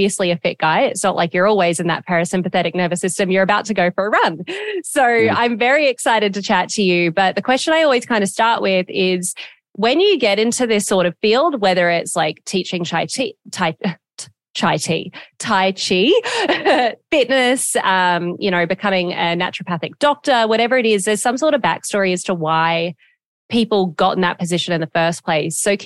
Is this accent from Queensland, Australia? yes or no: yes; Gold Coast, Queensland, Australia; also born or lived in Greenville, South Carolina, United States; my two hometowns, Gold Coast, Australia and Greenville, South Carolina, which is dad's from here, mum's from Australia